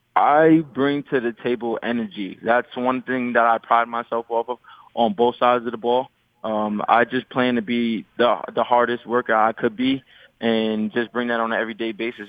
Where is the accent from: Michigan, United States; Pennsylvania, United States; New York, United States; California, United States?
New York, United States; New York City; I grew up in Laurelton, New York. It's a small place in Queens